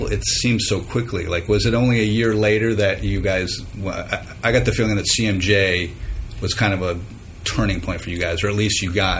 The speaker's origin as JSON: {"language": "English", "town": "Cortland", "region": "New York", "country": "United States", "said": "I'm from Cortland."}